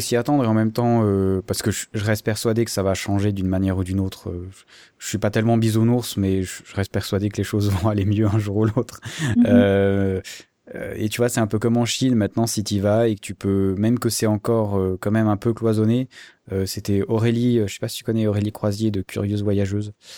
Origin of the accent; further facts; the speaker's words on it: Switzerland; en tant que Suisse